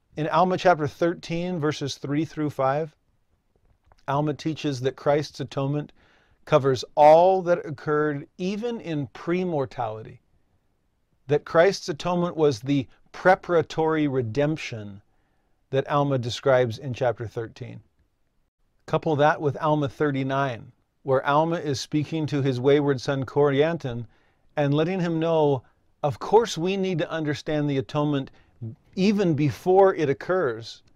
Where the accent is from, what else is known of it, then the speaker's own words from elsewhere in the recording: Santa Clarita, California, United States; I grew up in Southern California, just north of Los Angeles. and Six Flags Magic Mountain was in my hometown.